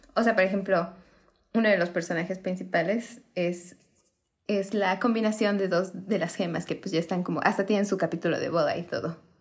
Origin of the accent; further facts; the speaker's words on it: Mexico; somos mexicanas